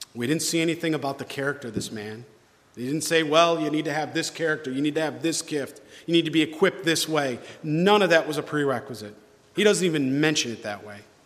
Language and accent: English; New York, United States; moved away; I'm from New York originally